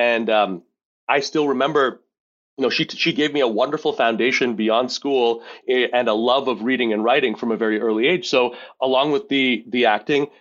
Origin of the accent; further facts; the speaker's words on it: Montreal, Quebec, Canada; now in Rochester, United States; I grew up in Montreal, Quebec. I live in Rochester, New York